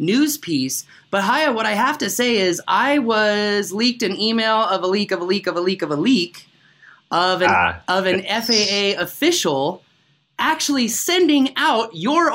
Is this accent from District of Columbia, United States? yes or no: yes; Washington, District of Columbia, United States; moved away; my hometown of Washington, D.C.